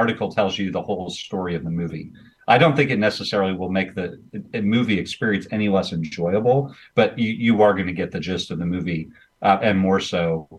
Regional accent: Jacksonville, Illinois, United States; moved away; I'm back in my hometown, Jacksonville, Illinois

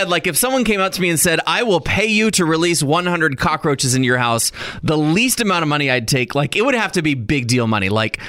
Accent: Texas, United States; I grew up in Texas around pecan trees.

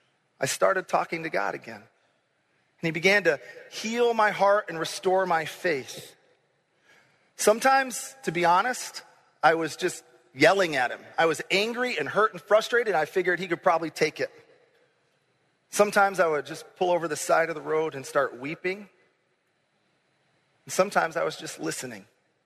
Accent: Grand Rapids, Michigan, United States; moved away as an adult; also born or lived in Kankakee, Illinois / Champaign, Illinois; I grew up in Grand Rapids, Michigan, which is about as much in a bubble as you can get. It was a safe place to grow up.

